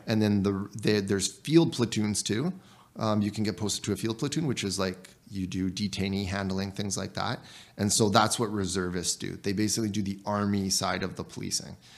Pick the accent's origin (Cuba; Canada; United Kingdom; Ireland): Canada; as a Canadian soldier